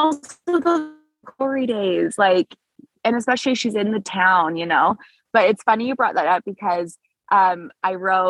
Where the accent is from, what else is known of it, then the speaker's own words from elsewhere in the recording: California, United States; also born or lived in Washington / Canada; My mom, I'm from California and Washington and Canada.